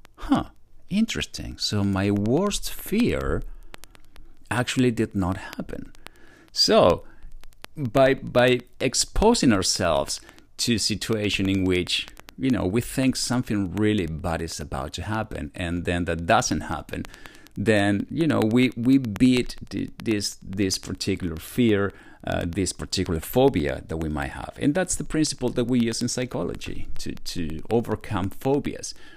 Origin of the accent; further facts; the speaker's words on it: Argentina; also born or lived in Buenos Aires, Argentina; now in United States; I was born in Argentina, but, you know, from a Polish dad, and that's where the last name comes from. And now I live in the United States